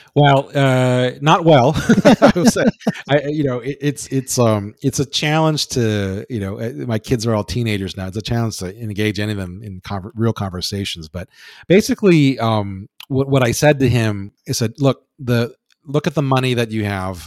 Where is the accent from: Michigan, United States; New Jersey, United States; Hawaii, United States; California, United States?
Hawaii, United States; I'm from uh, born and raised in Hawaii